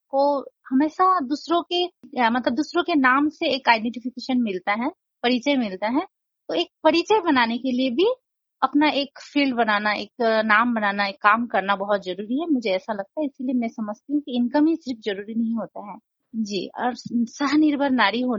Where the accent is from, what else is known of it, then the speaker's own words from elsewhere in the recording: Nepal; मैं नेपाली हूँ और मेरी शादी बेंगोली फैमिली में हुई है